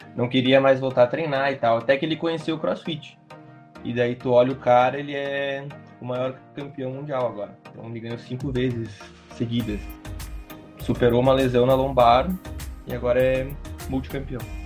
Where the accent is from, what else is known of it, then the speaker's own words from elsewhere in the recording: Bento Gonçalves, Rio Grande do Sul, Brazil; eu sou aqui de Bento